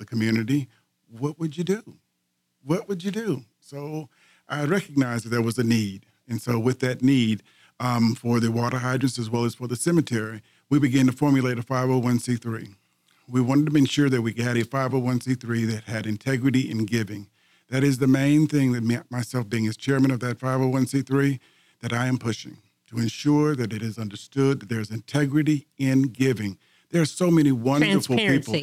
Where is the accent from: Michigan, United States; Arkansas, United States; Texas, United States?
Texas, United States; Tamina; I grew up in the Tamina area, attended McCullough High School